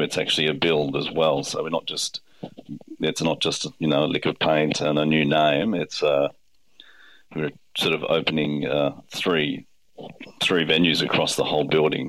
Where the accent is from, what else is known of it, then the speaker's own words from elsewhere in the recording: Blue Mountains, New South Wales, Australia; I grew up in the Blue Mountains, very working class family